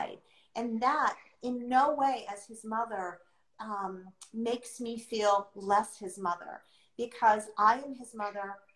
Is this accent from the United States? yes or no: yes; United States; I'm not from America, I was adopted into America